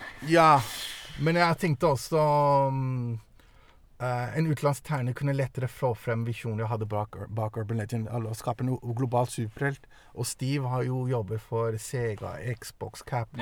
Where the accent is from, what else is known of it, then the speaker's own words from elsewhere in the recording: Norway; also born or lived in Denmark / Eritrea (ancestry) / Italy (parents met); jeg ble født i Danmark. Jeg kom til Norge da jeg var ni år.